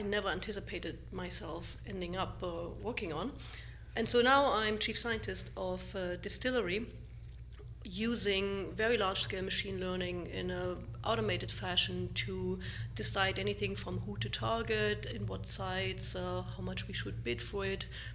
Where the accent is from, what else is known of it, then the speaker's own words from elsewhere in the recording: East Germany, Germany; moved away as an adult; also born or lived in Darmstadt, Germany / Boulder, Colorado; I grew up originally in East Germany